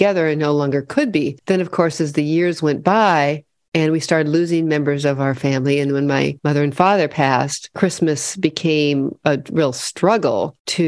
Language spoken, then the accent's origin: English; Midwest, United States; moved away as an adult; I grew up in the Midwest